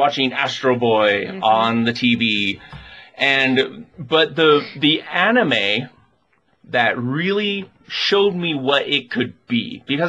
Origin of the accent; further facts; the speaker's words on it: United States; I am an American otaku